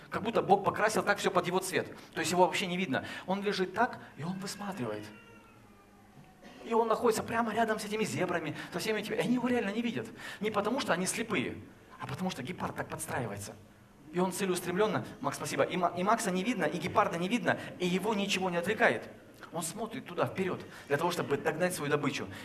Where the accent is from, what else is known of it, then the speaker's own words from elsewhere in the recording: Chelyabinsk, Chelyabinsk Oblast, Russia; знаешь, мы э, из Челябинска, там у нас, в принципе, минус 10 лет сразу же, да, при рождении.